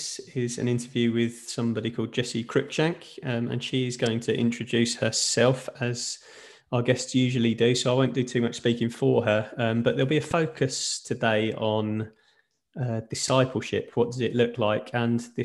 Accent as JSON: {"language": "English", "region": "England", "country": "United Kingdom", "moved": "as an adult", "lives_now": "Sweden", "said": "me living in Sweden, I'm obviously English"}